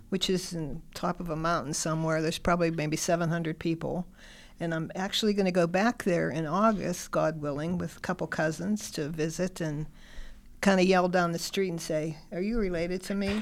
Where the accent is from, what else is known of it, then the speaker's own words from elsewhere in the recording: Stowe Township, Pennsylvania, United States; I'm from Stowe Township, which is, I live now in Kennedy Township. I've always been from this area.